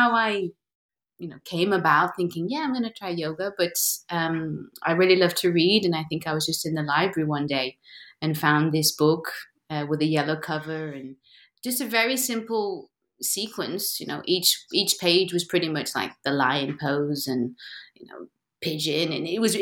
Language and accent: English; Derby, East Midlands, United Kingdom; moved away as an adult; now in Lisbon, Portugal; after university, I moved back to my hometown. And there was this Derby Dance Center